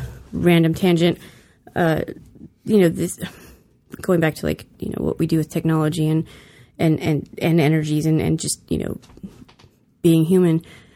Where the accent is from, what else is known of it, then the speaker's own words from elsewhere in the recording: California, United States; I mean, I'm from California. We don't have a place where we can open up like this